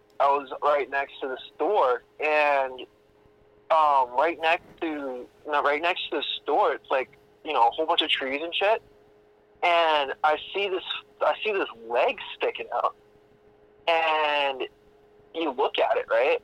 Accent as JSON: {"language": "English", "region": "Florida", "country": "United States", "moved": "yes", "said": "I'm from Florida"}